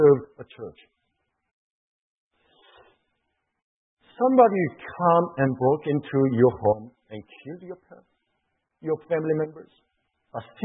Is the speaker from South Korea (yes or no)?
yes; South Korea; moved away